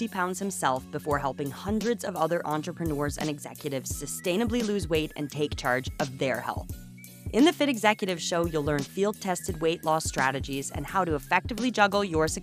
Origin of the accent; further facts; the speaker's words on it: Canada; first language English; also born or lived in Berlin, Germany; now in Germany; As you can hear from my voice, I am Canadian